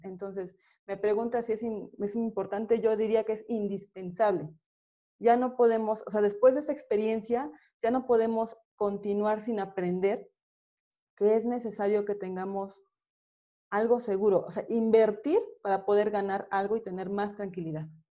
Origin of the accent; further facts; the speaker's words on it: State of Mexico, Mexico; pues yo soy de aquí del Estado de México, ¿no? Ellos se conocieron aquí y pues aquí, de aquí, aquí soy.